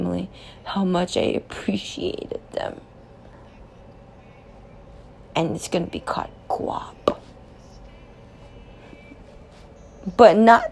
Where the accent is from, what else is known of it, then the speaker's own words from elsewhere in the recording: Los Angeles, California, United States; moved away as an adult; now in New York City, United States; I'm from Los Angeles, California, and I'm here. And I made it for 3 years now